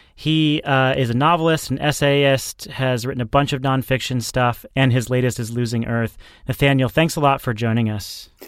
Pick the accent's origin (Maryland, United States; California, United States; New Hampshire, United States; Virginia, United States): New Hampshire, United States; New Hampshire governor, my home state